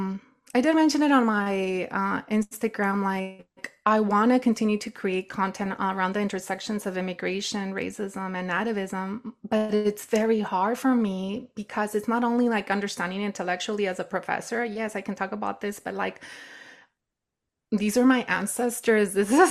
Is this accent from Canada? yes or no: no; Nayarit, Mexico; I grew up in the Sierra in Nayarit, Mexico.